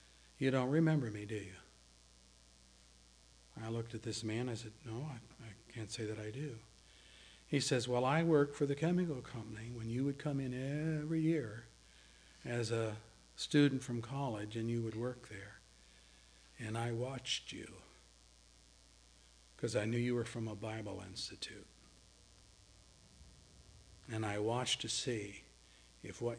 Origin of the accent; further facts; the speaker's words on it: Williamsport, Pennsylvania, United States; moved away; I used to work for a chemical company in Williamsport, my hometown.